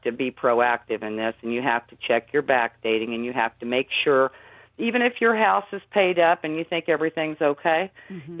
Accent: Indiana, United States; I'm from Indiana, and and and I just live in a little plain house

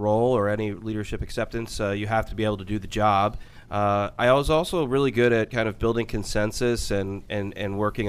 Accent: Ridgefield, Connecticut, United States; moved away as an adult; also born or lived in New York; I grew up in Richfield, Connecticut

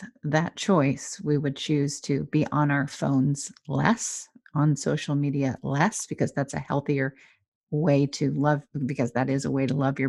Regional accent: Southern California, United States; moved away; I love that you're in my home state, Southern California.

